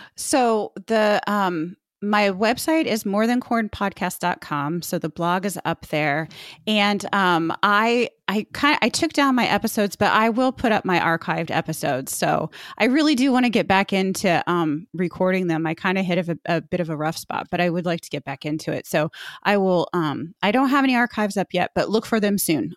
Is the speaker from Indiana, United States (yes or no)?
yes; Indianapolis, Indiana, United States; I grew up in Indianapolis